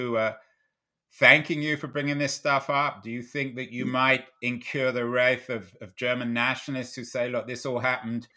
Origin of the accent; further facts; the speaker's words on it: London, United Kingdom; when I was growing up in North London, a Jewish background